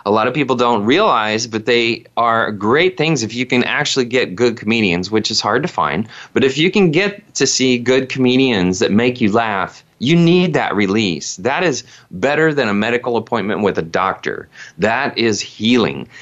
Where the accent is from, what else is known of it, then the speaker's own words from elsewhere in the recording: Indiana, United States; all of the primitive things that I grew up with in Indiana as a child